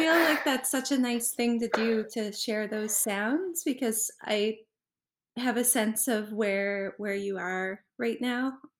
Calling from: Halifax, Nova Scotia, Canada; I'm joining you from Jibuktuk, Halifax in Wabanaki territory.

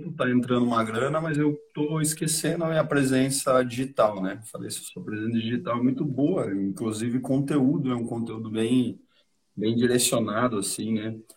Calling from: Piracicaba, São Paulo, Brazil

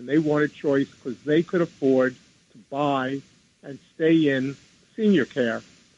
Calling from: New York, United States; I'm calling from New York.

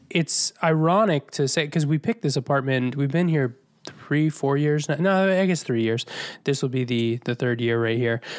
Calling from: New York City, New York, United States; calling in from Astoria, Queens, New York City

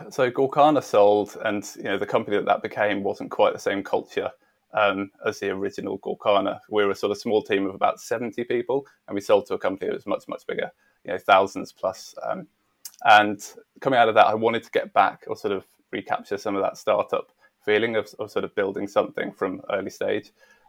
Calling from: Bedford, East of England, United Kingdom; Yeah, I'm joining you from Bedford, England, so about an hour north of London.

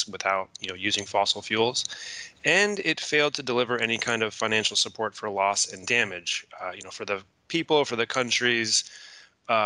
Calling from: Baltimore, Maryland, United States; coming from the United States, so I'm calling from Baltimore, Maryland

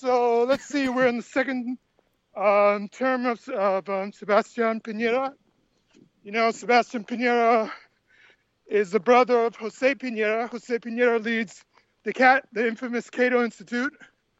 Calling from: Santiago, Santiago Metropolitan Region, Chile; Santiago, Chile, South America.

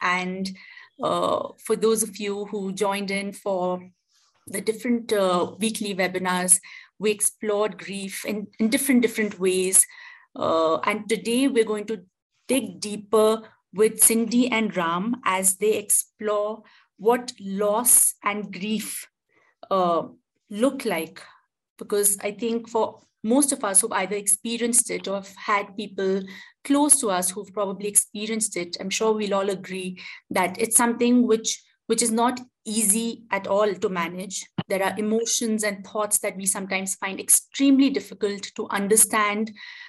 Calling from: India; I'm joining in from India.

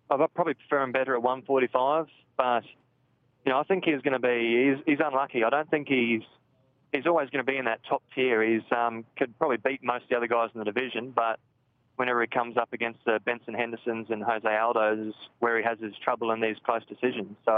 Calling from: Darwin, Northern Territory, Australia; Um, Darwin, Australia now.

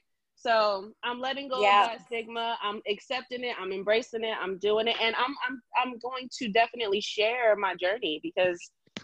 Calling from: San Diego, California, United States; I'm calling in from San Diego, California.

